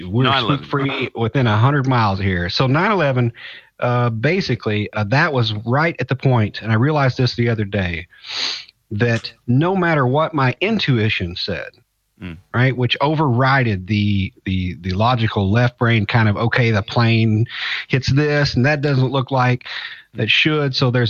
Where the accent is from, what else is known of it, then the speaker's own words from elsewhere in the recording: Louisville, Kentucky, United States; Yeah, I'm from Louisville, Kentucky area.